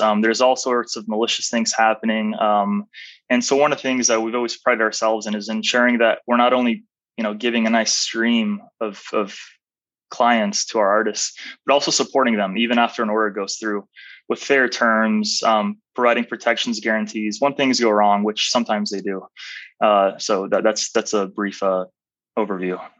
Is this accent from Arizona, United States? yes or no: yes; Arizona, United States; also born or lived in Albania; came to the United States at a fairly young age. I was four and a half. Man. And I grew up in Arizona, raised in Arizona, went to school in Arizona all the way through university.